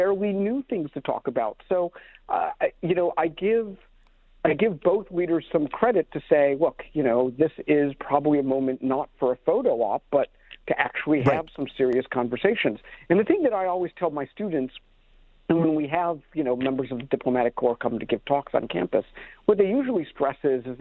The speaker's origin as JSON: {"language": "English", "country": "United States", "moved": "yes", "lives_now": "Toronto, Canada", "said": "I am an American citizen"}